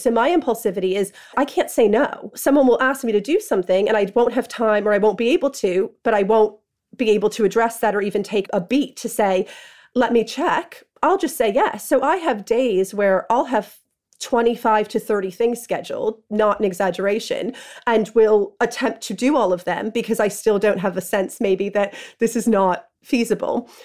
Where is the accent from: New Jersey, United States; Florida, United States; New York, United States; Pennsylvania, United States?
New York, United States; moved away as an adult; now in London, United Kingdom; Growing up in New York and being in high school in the nineties